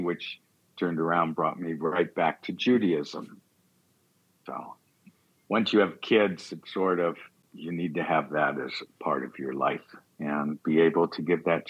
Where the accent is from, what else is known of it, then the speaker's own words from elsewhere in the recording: Detroit, Michigan, United States; now in Portland, United States; Well, I was born and raised in Detroit, Michigan, part of a conservative Jewish family, believed in going to synagogue, bar mitzvah